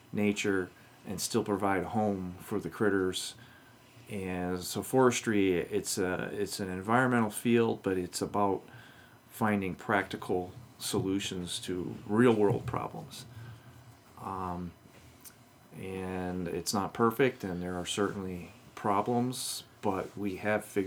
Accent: Maine, United States; now in Michigan, United States; I grew up in Maine, and the timber industry is big.

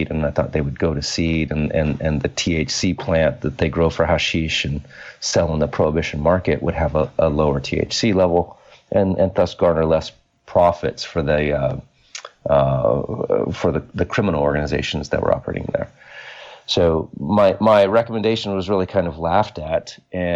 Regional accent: Bakersfield, California, United States; moved away as an adult; I needed to get out of my hometown, which is a lovely hometown out in California, but I needed a place to go and kind of direction, and I knew I wasn't going to get there in Bakersfield

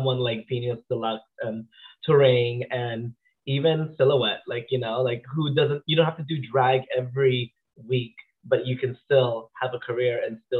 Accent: Philippines; moved away; As a child, I grew up in the Philippines. I was born in the Philippines.

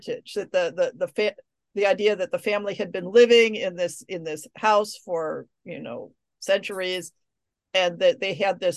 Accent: United States; I'm an American.

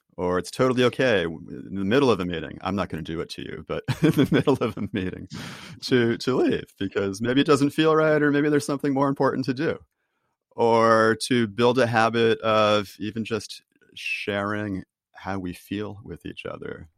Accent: Boston, Massachusetts, United States; I'm from Boston

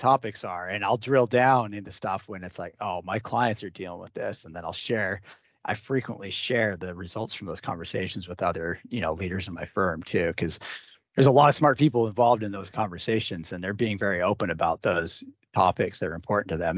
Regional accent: the Northwest, Pacific Northwest, United States; I grew up in the Northwest

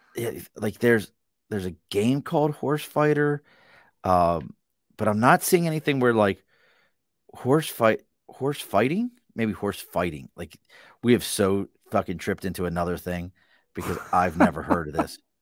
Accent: Baltimore, Maryland, United States; Growing up in Baltimore, Steel City

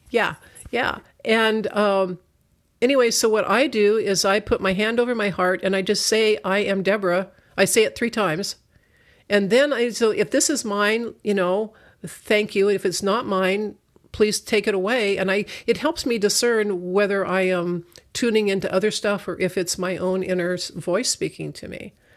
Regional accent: United States; I'm such an American, that's the only culture I know

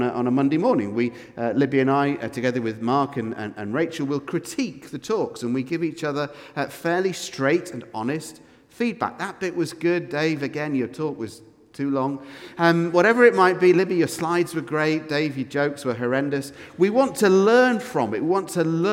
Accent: United Kingdom; now in Edinburgh, United Kingdom; we're British, because we live in Edinburgh

